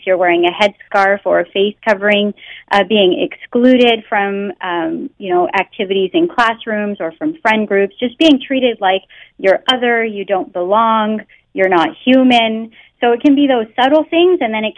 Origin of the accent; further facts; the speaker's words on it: Canada; first language English; I was born in Canada and I grew up speaking English, so I don't have an accent